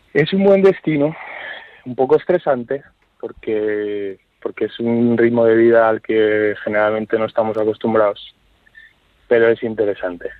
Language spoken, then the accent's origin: Spanish; Spain; moved away as an adult; also born or lived in New York, United States / Sweden / Denmark / Luxembourg; now in New Haven, United States; nuestro país